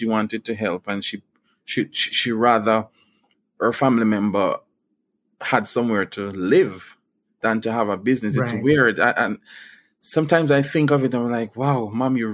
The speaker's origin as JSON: {"language": "English", "country": "Jamaica", "tie": "born or raised there", "said": "growing up in Bulwe"}